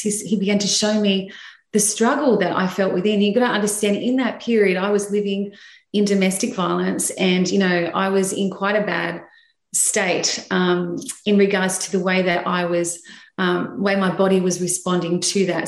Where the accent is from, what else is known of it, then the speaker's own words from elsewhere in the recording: Sydney, New South Wales, Australia; I'm from Sydney, Australia, and uh, I live in the, um, yeah, St. George area of Sydney.